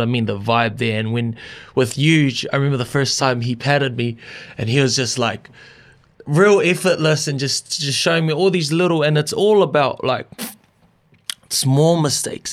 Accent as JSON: {"language": "English", "region": "Auckland", "country": "New Zealand", "tie": "born or raised there", "said": "growing up in Auckland"}